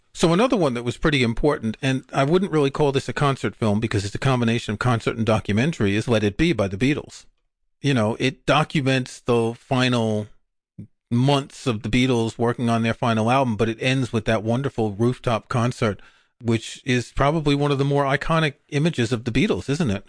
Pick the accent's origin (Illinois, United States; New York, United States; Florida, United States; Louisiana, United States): New York, United States; New York City; growing up in Queens, New York, and we would go to a movie theater in Forest Hills